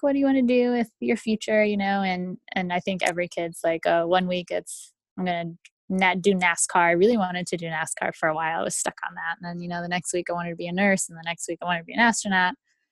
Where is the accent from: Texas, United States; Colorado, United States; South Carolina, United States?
Texas, United States; also born or lived in Lima, Peru; I was born in Lima, Peru. My mom is Peruvian and my father's from the United States. We moved to the United States shortly after I turned one and grew up in the Lone Star State, good old Texas